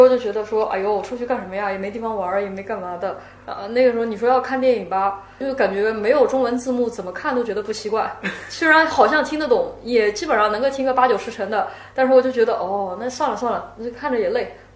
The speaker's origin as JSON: {"language": "Chinese", "region": "Shanghai", "country": "China", "tie": "born or raised there", "also_born_or_lived": "United States", "said": "我住杨浦嘛，我本身土生土长的杨浦人"}